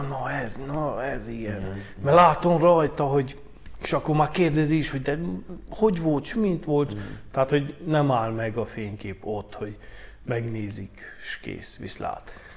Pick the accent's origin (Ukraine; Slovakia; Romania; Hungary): Romania; Bălan, Harghita County; also born or lived in Gheorgheni (Gyergyó); Balánbányai származású vagyok